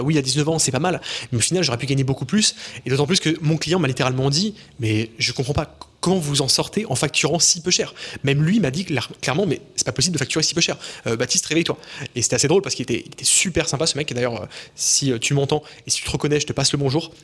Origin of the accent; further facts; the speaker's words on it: small village near Lyon, Auvergne-Rhône-Alpes, France; also born or lived in Montreal, Canada; dans mon entourage en France, dans mon petit village de quelques centaines d'habitants autour de Lyon